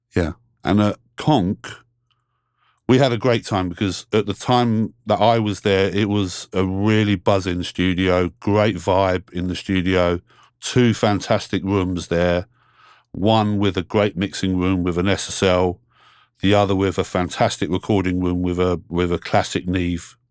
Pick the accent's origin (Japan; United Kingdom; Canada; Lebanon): United Kingdom; London; I grew up here in London, England. Been here my whole life